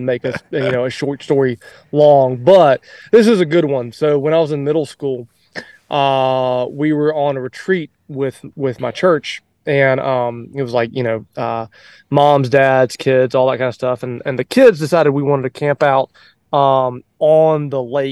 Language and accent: English; Alabama, United States; also born or lived in Mississippi; I was born in Mississippi, grew up in Alabama